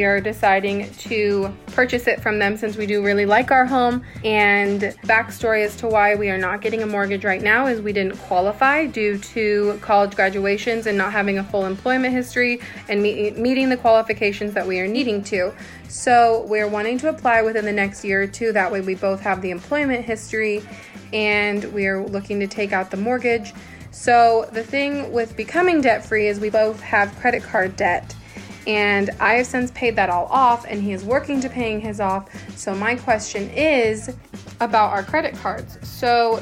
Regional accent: Northwest Kansas, United States; I'm from Northwest Kansas.

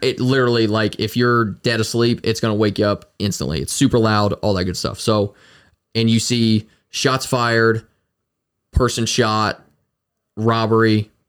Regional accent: Frankfurt, Hesse, Germany; moved away; me not being from this area originally, like I'm from Frankfurt originally, so not being from this place originally

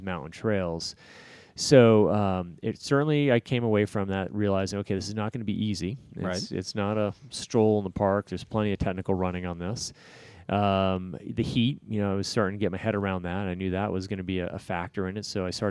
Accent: Bay Area, California, United States; moved away; I grew up in the Bay Area, so for me, it's a bit of going back home

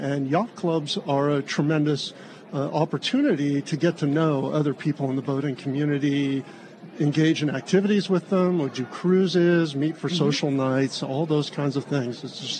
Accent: Annapolis, Maryland, United States; born there; now in Seattle, United States; I was born in Annapolis. I've grown up in some of those cities.

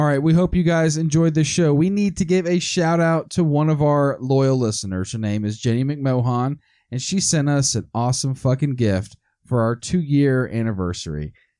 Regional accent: United States; I'm an American

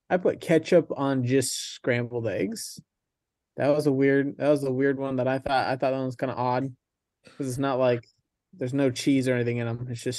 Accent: Oregon, United States; Had a buddy growing up in Oregon named Liberty Chaw.

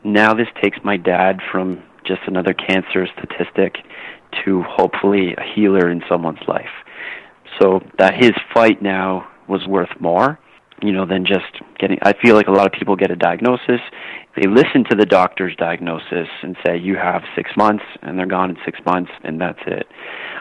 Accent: Canada; when I was younger, growing up in Canada, as every Canadian boy does, you play hockey

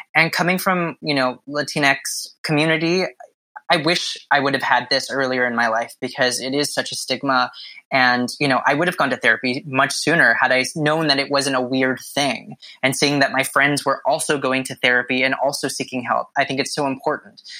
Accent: Southern California, United States; moved away as an adult; now in New York City, United States; I grew up in Southern California, born and raised

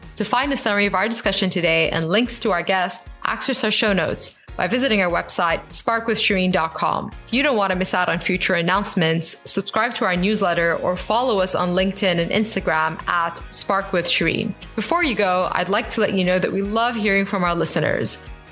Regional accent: Bahrain; I grew up in the Middle East and I'm Bahraini, I'm Arab

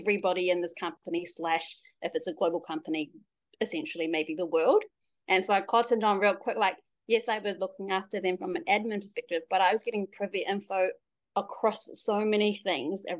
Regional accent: New Zealand; born and raised in Aotearoa, New Zealand, but my dad's Samoan, my mum's Niuean

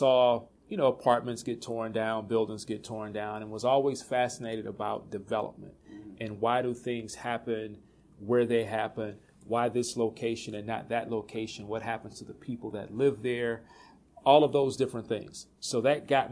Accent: College Park, Georgia, United States; moved away; I grew up in College Park, Georgia

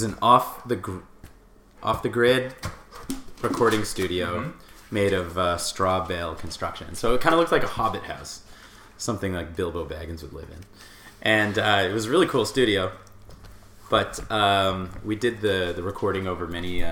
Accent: Richmond Hill, Ontario, Canada; moved away; also born or lived in Fernie; I grew up in southern Ontario in a town called Richmond Hill

